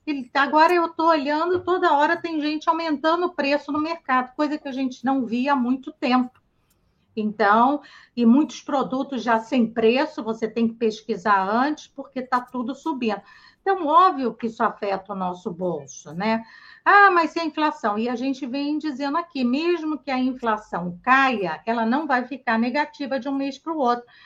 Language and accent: Portuguese; Brazil; a gente é brasileiro